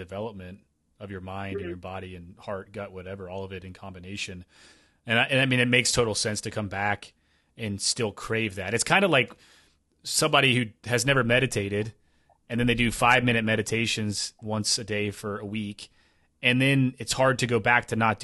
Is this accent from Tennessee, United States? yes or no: yes; Tennessee, United States; also born or lived in Kentucky / Appalachia; now in Pacific Northwest, United States; I grew up in Tennessee, but I lived in Kentucky for 7 years